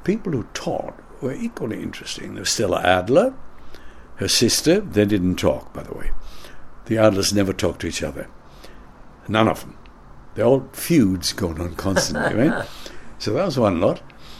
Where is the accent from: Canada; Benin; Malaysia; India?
Canada; moved away as an adult; also born or lived in United States / London; now in United Kingdom; as a Canadian